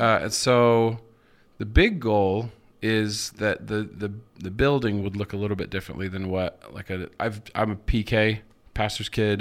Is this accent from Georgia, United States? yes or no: no; Moscow, Idaho, United States; also born or lived in Seattle / Nampa / Nashville; now in Boise, United States; I grew up in Moscow, lived in Seattle